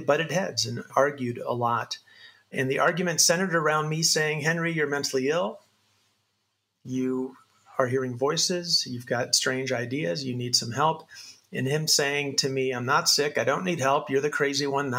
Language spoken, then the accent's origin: English; Sancti Spíritus, Cuba; I was born in a little town called Sancti Spiritus, Cuba, in Cuba.